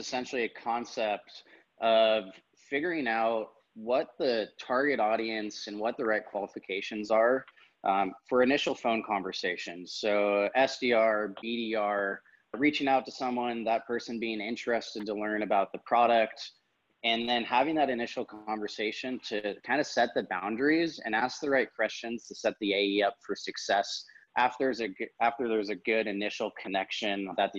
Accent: California, United States; Yeah, you know, it's kind of born and raised in the Bay Area, and going to school at UC Davis, I felt like I kind of never really left.

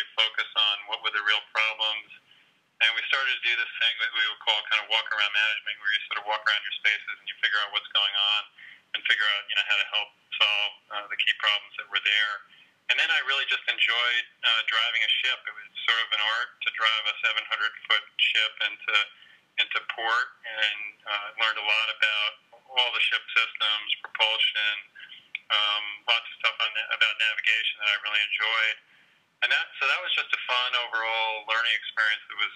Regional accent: New York, United States; I grew up in New York.

